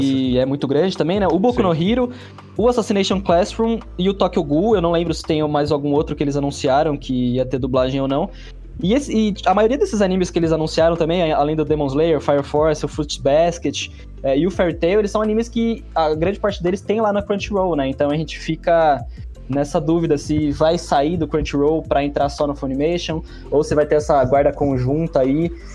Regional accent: Brazil; como um bom brasileiro ali, né, nascido no meio dos anos 90

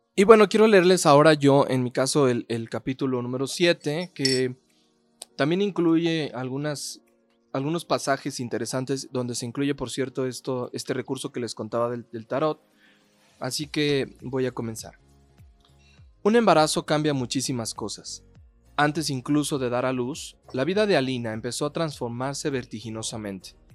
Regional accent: Mexico; cómo somos los mexicanos

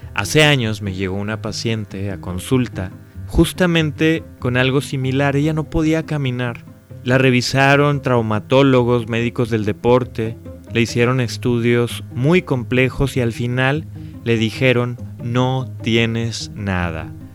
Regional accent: Mexico; México y los mexicanos tenemos que aprender

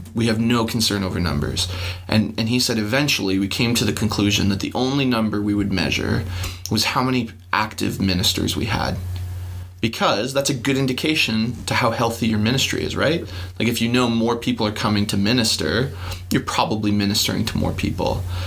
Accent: Canada; We're Canadian

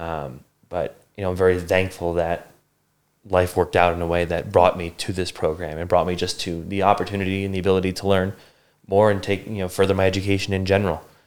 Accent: Bucks County, Pennsylvania, United States; moved away as an adult; I grew up in southeastern Pennsylvania in uh, Bucks County, which is just north of Philadelphia

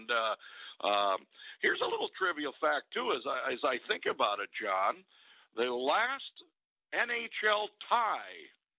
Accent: Detroit, Michigan, United States; moved away; I'm from Detroit

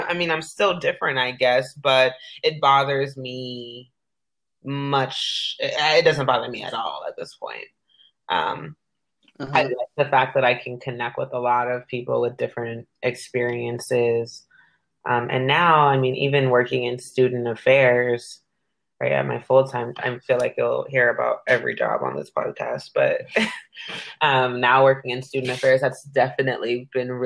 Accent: Carson, California, United States; now in Sacramento, United States; I'm from Carson, California. And I'm 26, but right now I'm living in beautiful Sacramento, California.

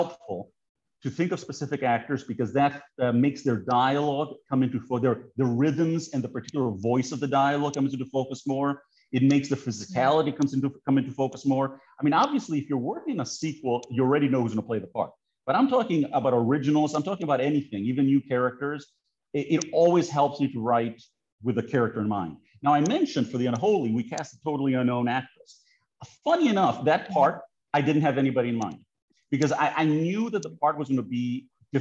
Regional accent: Greece; moved away; I haven't lived in Greece for a very long time

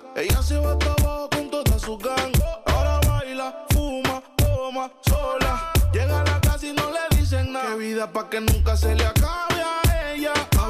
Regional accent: Posadas, Misiones, Argentina; soy de Posadas Misiones

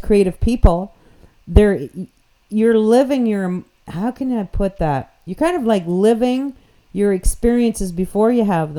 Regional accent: New Brunswick, Canada; accent: New Brunswick slang; first language English; I'm just from New Brunswick

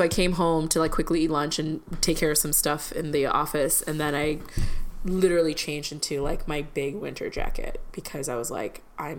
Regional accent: Chicago, Illinois, United States; I'm a Chicagoan.

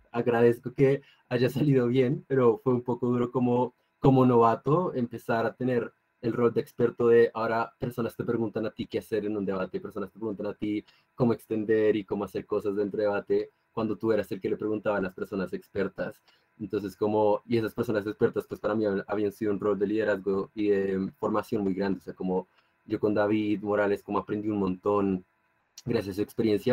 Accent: Colombia; soy de Colombia

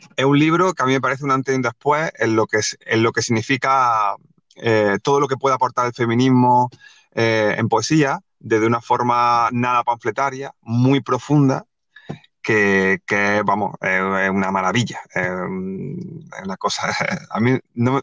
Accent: Granada, Andalusia, Spain; moved away as an adult; now in Málaga, Spain; yo soy de Granada, yo en esa época vivía en Granada, ahora vivo en Málaga

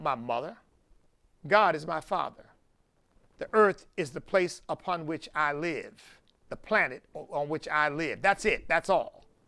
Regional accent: United States; I'm not ashamed of being American

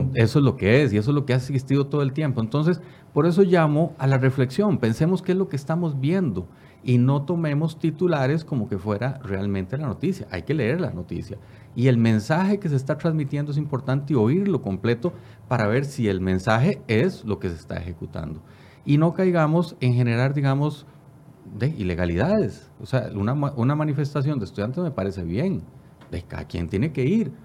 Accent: Costa Rica; soy costarricense y vivo por Costa Rica

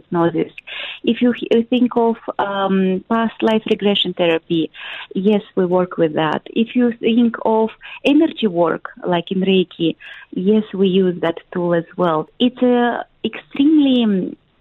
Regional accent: Moldova; I come from Moldova. It's a small country in Eastern Europe.

